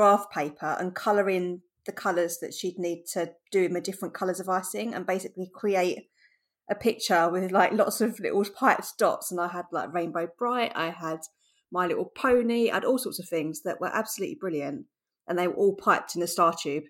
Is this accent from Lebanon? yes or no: no; Ireland; I'm nearly 30 and I'm from Ireland.